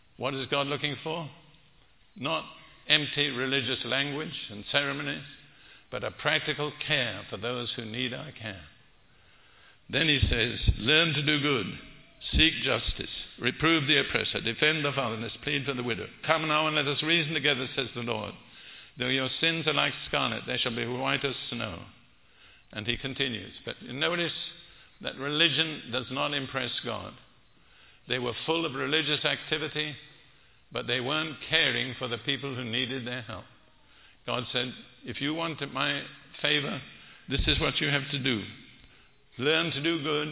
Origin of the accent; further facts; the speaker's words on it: United Kingdom; now in United States; I'm British